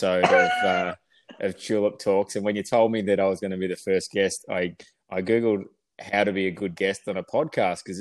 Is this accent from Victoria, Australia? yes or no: yes; Melbourne, Victoria, Australia; Born and bred in Melbourne out of Narre Warren.